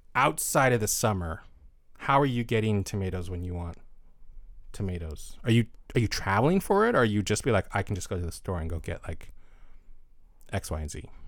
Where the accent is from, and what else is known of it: United States